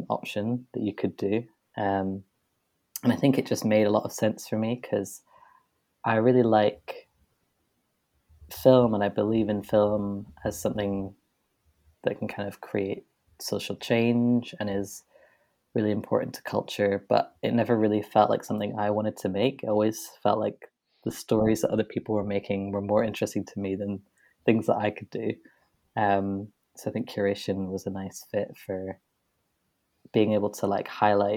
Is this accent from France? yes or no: no; Edinburgh, Scotland, United Kingdom; I grew up in Edinburgh, so the Edinburgh International Film Festival was there